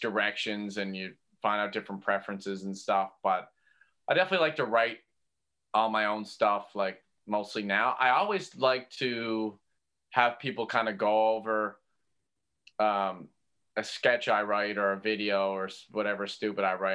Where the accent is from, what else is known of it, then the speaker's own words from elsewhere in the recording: St. John's, Newfoundland and Labrador, Canada; growing up on Merry Meeting Road and going to Brother Ice Junior High School